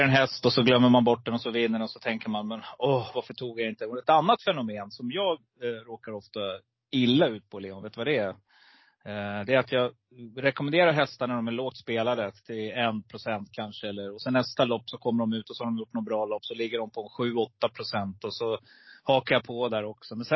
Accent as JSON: {"language": "Swedish", "town": "Rättvik", "region": "Dalarna County", "country": "Sweden", "said": "Vi kommer från Rättvik"}